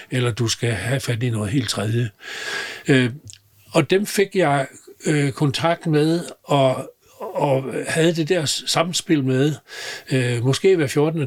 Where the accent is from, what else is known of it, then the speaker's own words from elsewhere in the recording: Southern Jutland, Southern Denmark, Denmark; moved away; jeg er sønderjyde og har levet og opvokset, vokset op i grænselandet